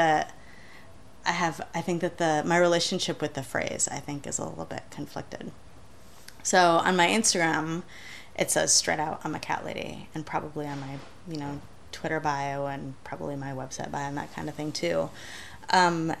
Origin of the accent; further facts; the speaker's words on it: Michigan, United States; moved away as an adult; also born or lived in Ann Arbor, Michigan / Los Angeles, California; I was desperately homesick from Michigan when I first moved to California